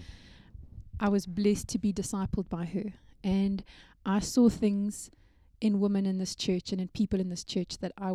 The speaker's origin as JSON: {"language": "English", "town": "Benoni", "region": "Gauteng", "country": "South Africa", "also_born_or_lived": "Stellenbosch / Cape Town", "moved": "yes", "said": "I'm originally from Benoni."}